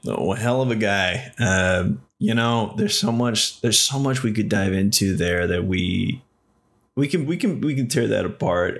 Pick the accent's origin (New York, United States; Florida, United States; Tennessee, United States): Tennessee, United States; Nashville; also born or lived in Texas; I was raised there, born in Texas, but I was raised in Nashville.